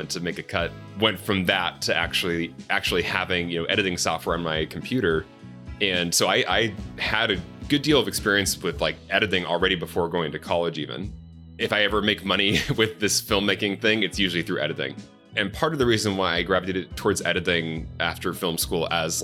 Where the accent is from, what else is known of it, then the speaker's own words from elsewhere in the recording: Chandler, Arizona, United States; also born or lived in Mesa, Arizona; I grew up mostly in Chandler, Arizona, classic 90s American suburbs